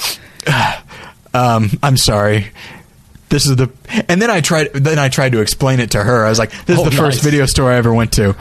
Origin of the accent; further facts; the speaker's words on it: Taft, California, United States; moved away; I went back to Taft, California, my hometown